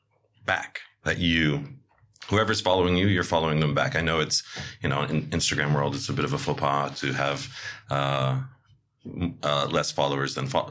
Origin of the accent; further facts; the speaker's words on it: New York City, New York, United States; Especially as a New Yorker. No New Yorker likes to be talked at.